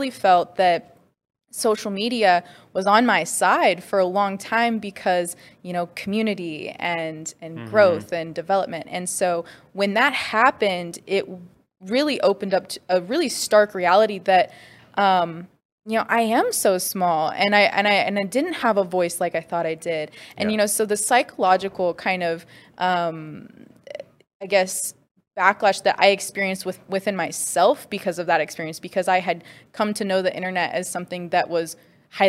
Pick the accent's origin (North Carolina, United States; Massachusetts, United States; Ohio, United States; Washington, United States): Washington, United States; Spokane; was born and raised in Spokane, Washington